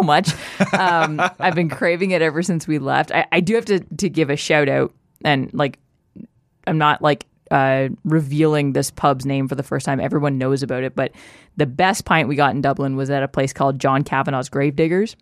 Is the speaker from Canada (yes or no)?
yes; Canada; We're from Canada.